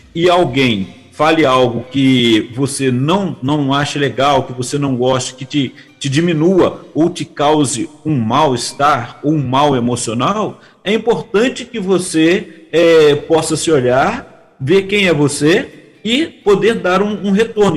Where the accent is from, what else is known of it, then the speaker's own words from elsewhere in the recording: Barra Mansa, Rio de Janeiro, Brazil; accent: fluminense; eu sou do, do é, é um município, né, a cidade do estado do Rio de Janeiro, Barra Mansa, e no entanto o sotaque é totalmente diferente do carioca